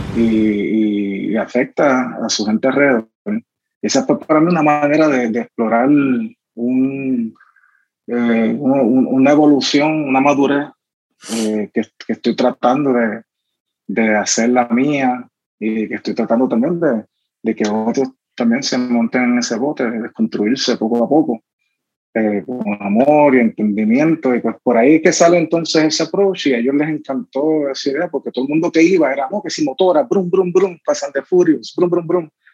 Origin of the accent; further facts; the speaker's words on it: Caguas, Puerto Rico; era ese chamaquito corriendo en Bairoa, sí, esos son mis amigos eh, de Santurce